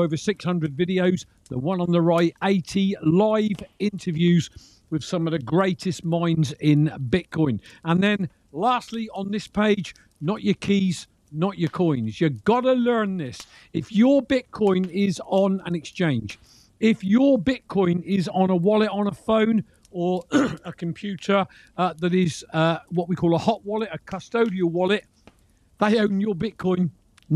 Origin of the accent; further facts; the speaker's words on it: Reading, South East England, United Kingdom; moved away; my hometown was Reading